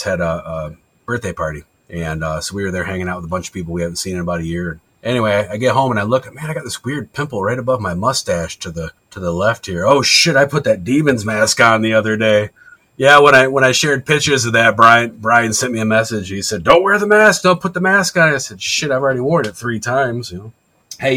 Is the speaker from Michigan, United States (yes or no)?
yes; Michigan, United States; Being from Michigan